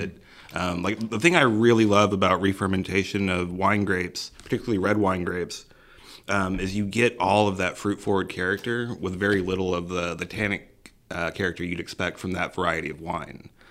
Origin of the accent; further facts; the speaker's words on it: Missouri City, Texas, United States; I was raised here in Missouri City